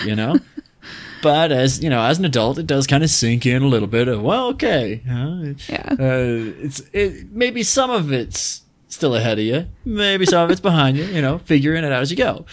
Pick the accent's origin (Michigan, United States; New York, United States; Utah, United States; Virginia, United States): Utah, United States; growing up in Utah, again, uh, our our autumns are really nice here